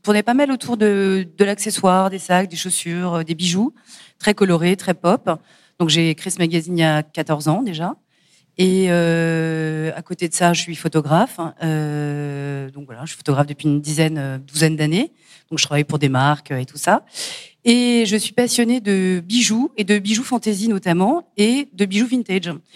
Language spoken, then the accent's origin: French; Paris, Île-de-France, France; je suis parisienne, donc j'allais au Hall ou au Puce de Clignancourt quand j'étais gamine